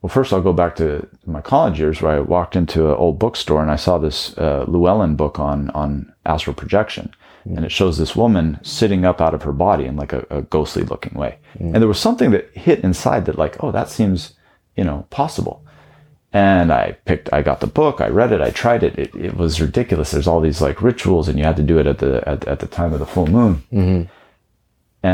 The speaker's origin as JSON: {"language": "English", "town": "Taos", "region": "New Mexico", "country": "United States", "tie": "born or raised there", "said": "I grew up in Taos, New Mexico"}